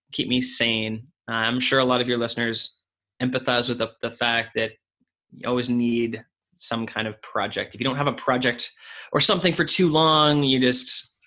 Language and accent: English; Canada; moved away as an adult; also born or lived in United Kingdom; I'm Canadian. I lived in the UK for 3 years